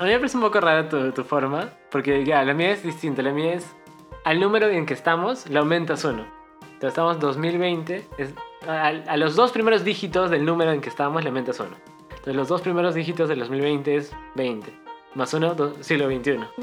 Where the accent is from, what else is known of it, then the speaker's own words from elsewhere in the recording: Cusco, Peru; nosotros somos de Cusco